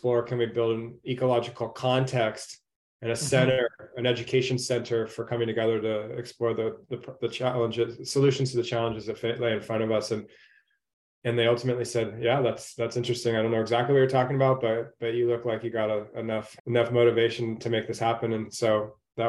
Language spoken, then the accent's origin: English; Orange County, California, United States; I grew up in Orange County as a surfer